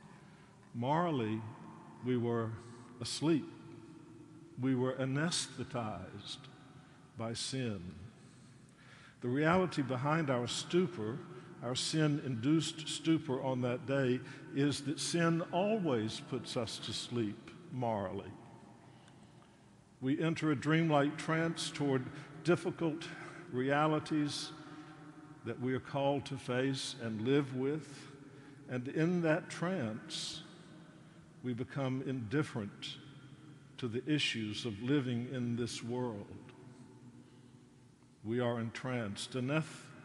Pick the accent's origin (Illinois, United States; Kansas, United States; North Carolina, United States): North Carolina, United States; my hometown in North Carolina